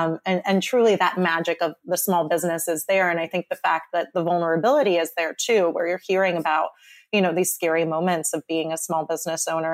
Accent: New York City, New York, United States; Brooklyn, because I'm from there and I grew up in Bensonhurst

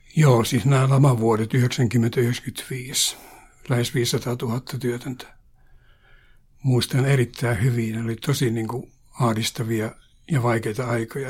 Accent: Pihtipudas, Central Finland, Finland; moved away; Mä olen kotoisin Pihtiputaalta ja haluan mainita tämän sen takia, että Pihtipudas oli minun lapsuudessa ja nuoruudessa

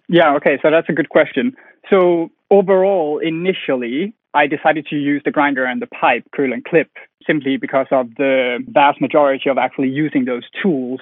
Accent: Denmark; moved away as an adult; now in London, United Kingdom; I'm from Denmark. I'm 28 years old. I moved to London to fulfill my dream

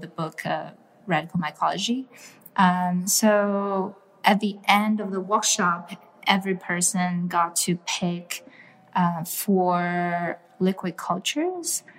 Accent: China; moved away; I grew up in China

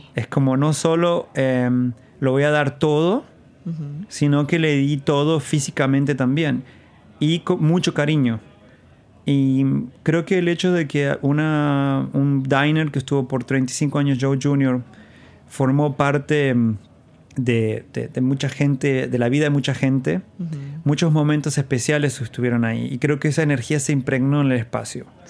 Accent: Jáchal, San Juan, Argentina; moved away as an adult; also born or lived in Rodeo, San Juan, Argentina / Brazil; now in New York, United States; mi niñez la pasé siempre en San Juan, ah, en un pueblo llamado Hachal

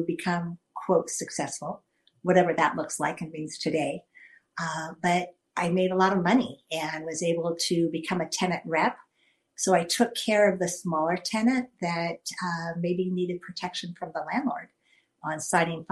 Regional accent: Stockton, California, United States; I'm from Stockton, California

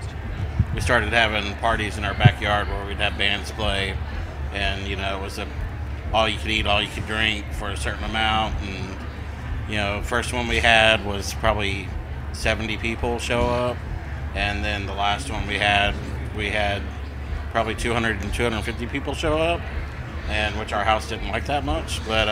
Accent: Texas, United States; moved away as an adult; now in Atlanta, United States; we're from Texas originally

